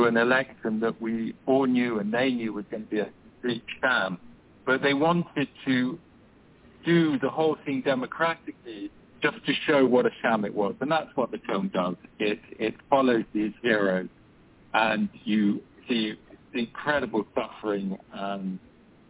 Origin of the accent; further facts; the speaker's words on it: Uganda; I grew up in Uganda